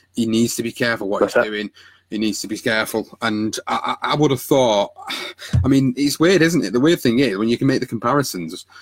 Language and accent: English; United Kingdom; as a Brit